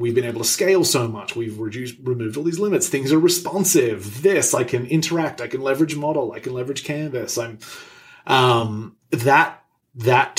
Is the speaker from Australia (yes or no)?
yes; Australia; moved away; I'm Australian